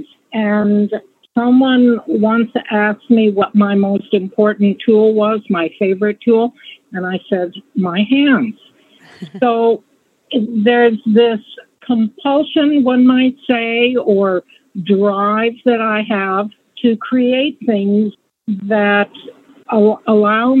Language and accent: English; Montana, United States; I was born and raised in Montana